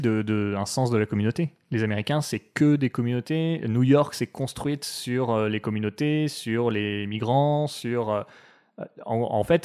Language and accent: French; France; nous fait du mal en tant que Français